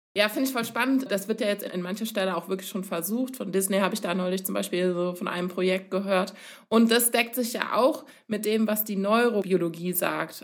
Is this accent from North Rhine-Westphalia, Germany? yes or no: yes; Cologne, North Rhine-Westphalia, Germany; ich komme aus Köln